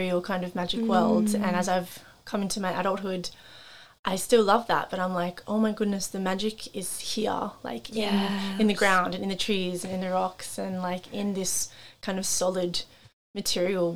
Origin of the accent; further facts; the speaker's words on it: Central Coast, New South Wales, Australia; moved away as an adult; I grew up obviously on the Central Coast